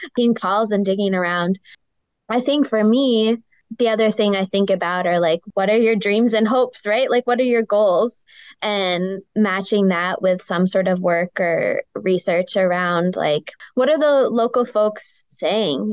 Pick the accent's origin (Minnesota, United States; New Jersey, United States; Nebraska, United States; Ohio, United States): Minnesota, United States; Grand Marais; I grew up mostly on the North Shore in Grand Marais.